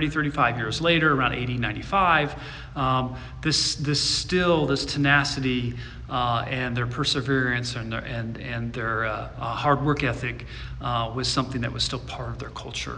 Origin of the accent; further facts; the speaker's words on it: Midwest, United States; where I grew up in the Midwest